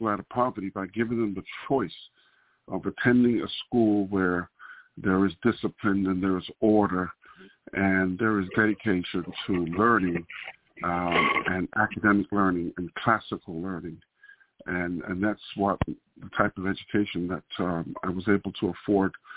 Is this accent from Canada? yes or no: no; United Kingdom; moved away as an adult; now in Florida, United States; I grew up in Great Britain, where I was born and raised